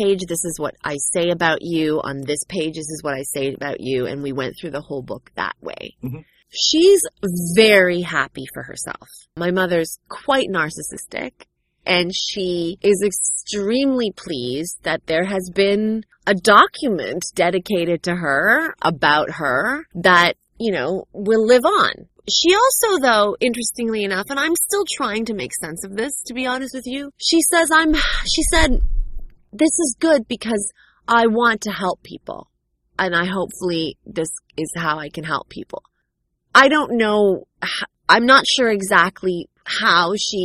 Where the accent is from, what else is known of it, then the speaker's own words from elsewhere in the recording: Canada; growing up a cultural ethnic minority in North America. In America, in the U.S., I'm sure it's an entirely different narrative, but in Canada, for me, it was strange.